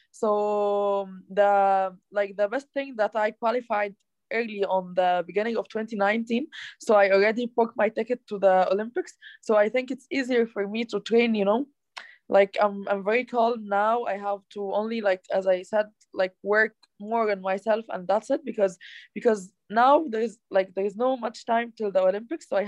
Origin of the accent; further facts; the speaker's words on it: Egypt; Uh, I'm from Egypt. I live in Cairo, the capital